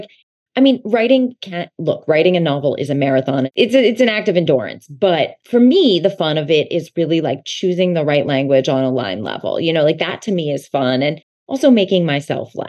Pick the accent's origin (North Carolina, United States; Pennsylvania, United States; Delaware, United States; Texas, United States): Pennsylvania, United States; outside of Philadelphia; I grew up outside of Philadelphia